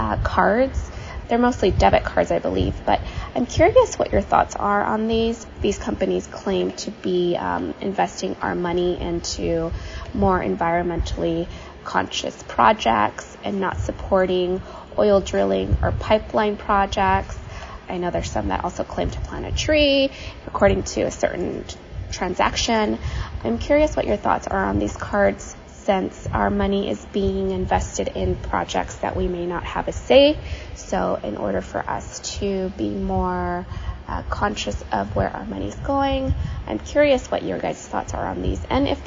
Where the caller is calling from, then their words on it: California, United States; I'm calling from Northern California.